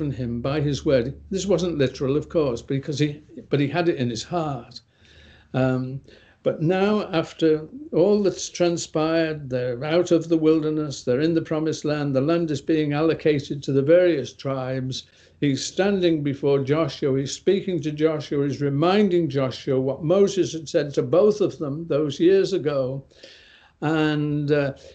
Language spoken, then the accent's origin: English; England, United Kingdom; I'm from England.